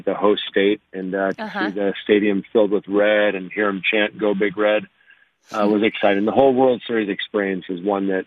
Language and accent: English; Ashland, Oregon, United States; I grew up in Ashland, Oregon, which is a small town on the California border